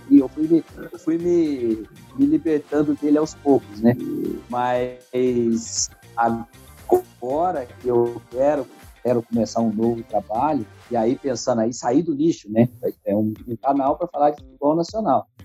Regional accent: Brazil; nós brasileiros

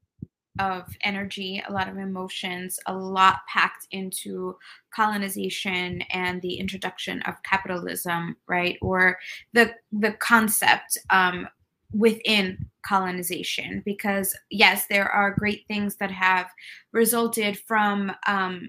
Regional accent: New York City, New York, United States; I am Mexican American. I was born and raised in New York City

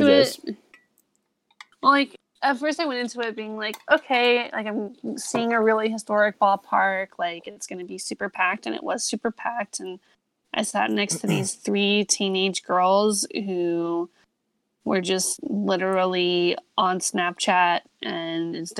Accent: Denver, Colorado, United States; now in San Francisco, United States; Coors Field, my hometown ballpark

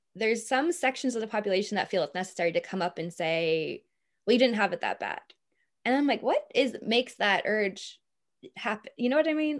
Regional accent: Boston, Massachusetts, United States; now in Ireland; I'm from Boston

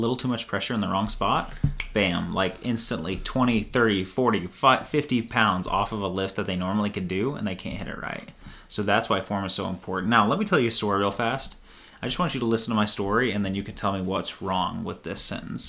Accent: Rockport, United States; moved away; back in Rockport, my hometown.

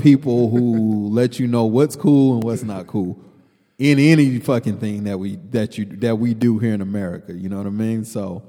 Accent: New York, United States; New York and hip hop, like for when we grew up in New York in hip hop, it was like they could always only be one king of New York.

